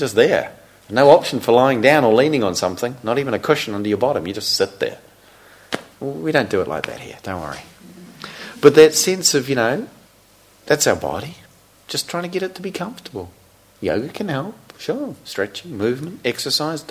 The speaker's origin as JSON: {"language": "English", "country": "New Zealand", "tie": "born or raised there", "said": "growing up in New Zealand, living in a small country town"}